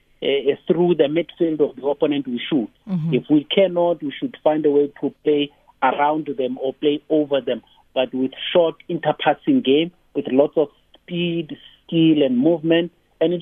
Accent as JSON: {"language": "English", "region": "Free State", "country": "South Africa", "tie": "born or raised there", "also_born_or_lived": "Kroonstad", "said": "I was born and bred in the Free State in 1967"}